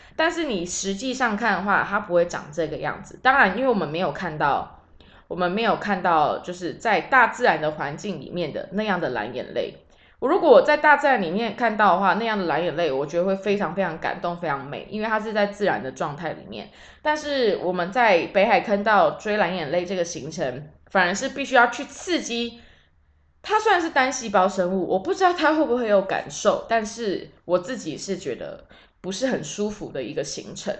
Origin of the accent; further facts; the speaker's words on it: Taiwan; 都是生活在中华民国的人